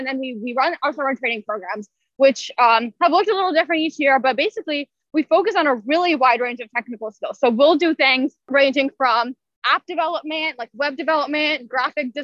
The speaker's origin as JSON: {"language": "English", "town": "Louisville", "region": "Kentucky", "country": "United States", "tie": "born or raised there", "said": "all of this is based out of Louisville, my hometown"}